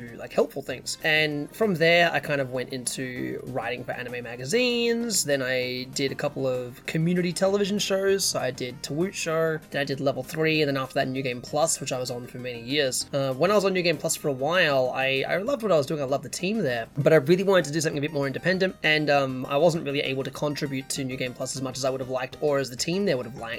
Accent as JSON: {"language": "English", "town": "Melbourne", "region": "Victoria", "country": "Australia", "tie": "born or raised there", "accent": "hybrid British-Australian", "said": "I'm from Melbourne, which is the southeastern kind of side of the country for those who don't know our geography so well. Melbourne is one of the larger cities, second largest one in the country. I was born here, and I've always been here."}